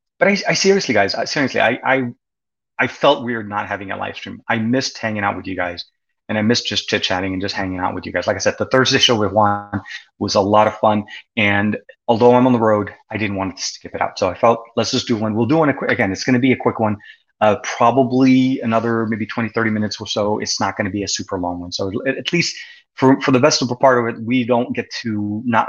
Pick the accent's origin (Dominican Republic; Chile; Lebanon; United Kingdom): Lebanon; growing up in Lebanon when I was a kid